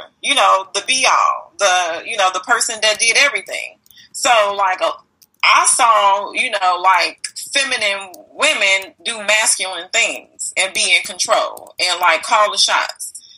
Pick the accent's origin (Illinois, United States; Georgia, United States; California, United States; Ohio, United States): Illinois, United States; Chicago; I'm from Chicago